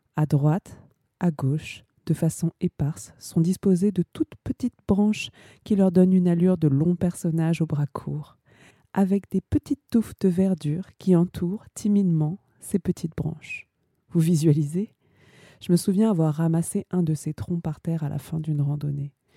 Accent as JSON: {"language": "French", "town": "Ivry-sur-Seine", "region": "Île-de-France", "country": "France", "tie": "born or raised there", "lives_now": "Paris, France", "said": "je suis née à Ivry-sur-Seine. Je vis à Paris"}